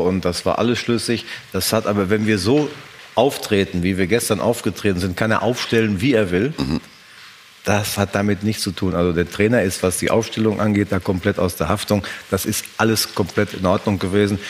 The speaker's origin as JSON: {"language": "German", "region": "North Rhine-Westphalia", "country": "Germany", "tie": "born or raised there", "said": "Wir kommen ja beide gebürtig aus Westfalen, da sind die Leute etwas realistischer als in anderen Regionen"}